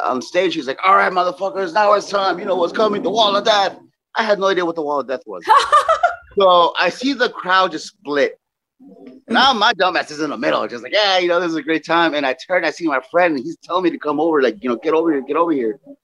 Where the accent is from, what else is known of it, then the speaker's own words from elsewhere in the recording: Los Angeles, California, United States; I'm from Los Angeles